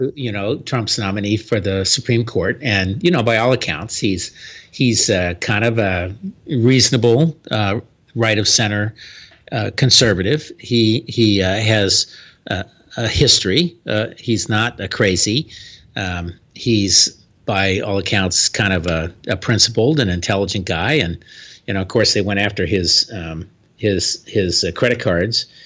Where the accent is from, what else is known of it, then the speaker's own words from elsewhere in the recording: Florida, United States; my home state of Florida